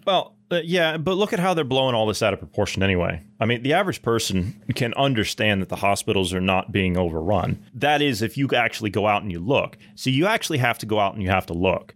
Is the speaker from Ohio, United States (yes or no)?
yes; Ohio, United States; I'm from Ohio